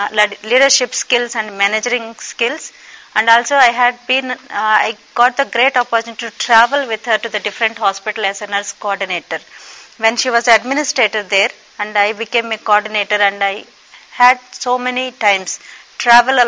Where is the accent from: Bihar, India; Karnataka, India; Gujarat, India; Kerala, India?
Bihar, India; Raxaul; I come from Bihar, Raxol, the place called Raxol in state of the Bihar from India.